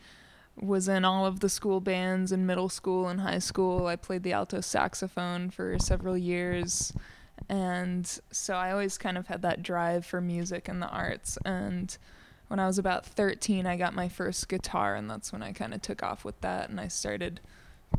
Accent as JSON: {"language": "English", "town": "Ruidoso", "region": "New Mexico", "country": "United States", "tie": "born or raised there", "said": "I grew up in Ruidoso, so I'm definitely from the area."}